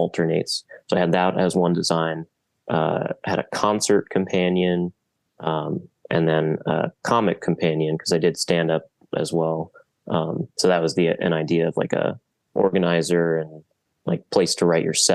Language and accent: English; Silver Spring, Maryland, United States; moved away as an adult; now in Baltimore, United States; I'm from Silver Spring originally. I did community college there and then moved up here for